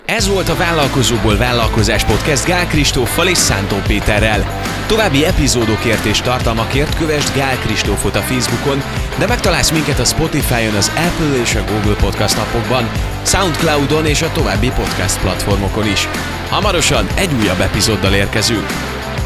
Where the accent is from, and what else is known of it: Hungary